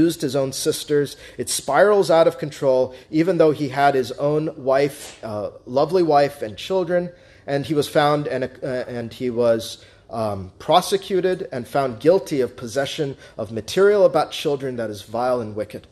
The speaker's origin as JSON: {"language": "English", "country": "United States"}